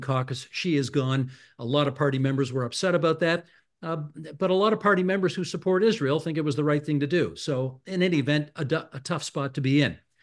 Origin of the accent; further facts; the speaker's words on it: Hamilton, Ontario, Canada; moved away; I'm originally from Hamilton